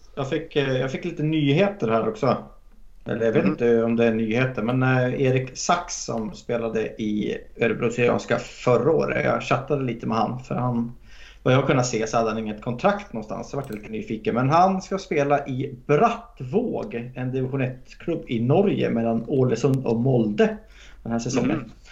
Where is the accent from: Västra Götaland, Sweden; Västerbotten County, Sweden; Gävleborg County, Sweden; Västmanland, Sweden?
Gävleborg County, Sweden; Hälsingland; moved away; jag är från Hälsingland från början